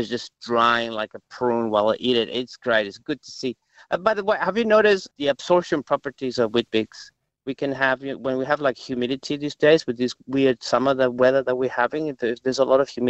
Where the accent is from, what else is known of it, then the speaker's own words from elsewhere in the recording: Venezuela; moved away as an adult; now in Australia; Back in my home, Venezuela